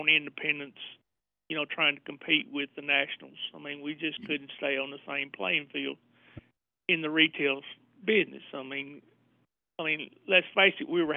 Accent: Northwest Tennessee, United States; I'm born and raised in Northwest Tennessee

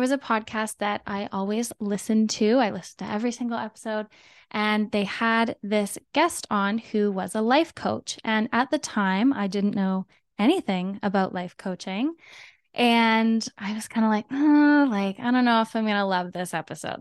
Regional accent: Canada; I am from Canada.

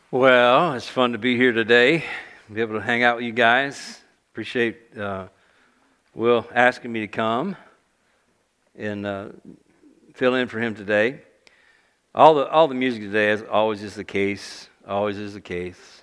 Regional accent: South Louisiana, United States; moved away; I grew up in South Louisiana

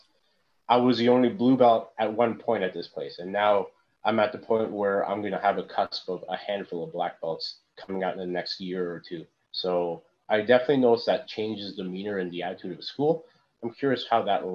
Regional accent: Hamilton, Ontario, Canada; moved away; also born or lived in Florida / western North America; I came back to Hamilton. You know, you always love the city that you grew up

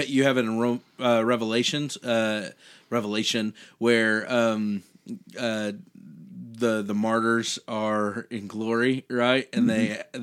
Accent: United States; being an American, being born in this country

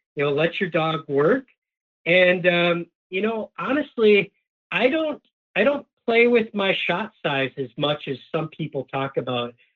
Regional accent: Upper Peninsula of Michigan, United States; now in Minnesota, United States; I grew up in the Upper Peninsula of Michigan

